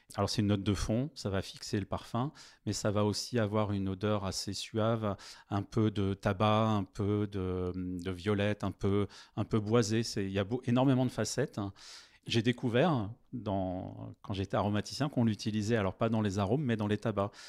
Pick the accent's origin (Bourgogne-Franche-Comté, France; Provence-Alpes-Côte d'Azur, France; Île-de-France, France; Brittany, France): Île-de-France, France; Vincennes; J'ai grandi à Vincennes